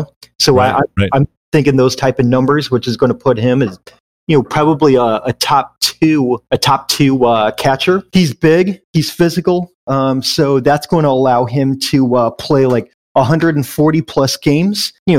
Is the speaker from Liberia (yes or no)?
no; Tucson, Arizona, United States; we have the Arizona Wildcats in my hometown